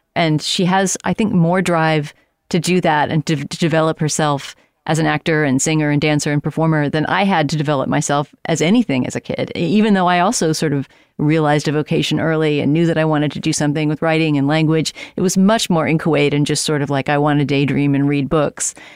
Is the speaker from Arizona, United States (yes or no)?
no; San Antonio, Texas, United States; moved away; also born or lived in Helotes, Texas; I grew up in Texas in San Antonio, but my early childhood was spent in Helotes, which used to be a small town outside of San Antonio